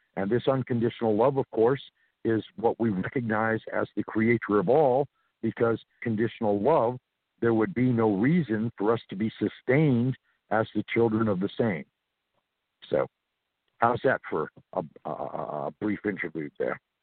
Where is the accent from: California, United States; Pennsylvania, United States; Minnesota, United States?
California, United States; Santa Monica; moved away as an adult; also born or lived in New Orleans / South Carolina / Georgia / Florida; I was born and raised in Santa Monica, California, so I'm from the West Coast originally